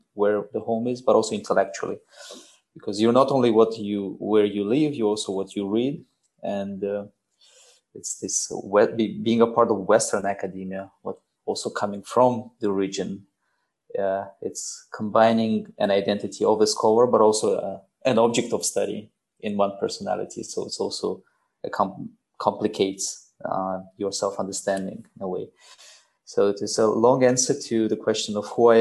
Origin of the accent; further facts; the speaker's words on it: Sharora, Districts of Republican Subordination, Tajikistan; moved away as an adult; also born or lived in Dushanbe, Tajikistan / United States; now in Budapest, Hungary; I was born in Sharura in the Gisar, in Gisar district, in Gisar Valley. Yes, it's the very center of Tajikistan in a way. And I lived there up until I was 20 years old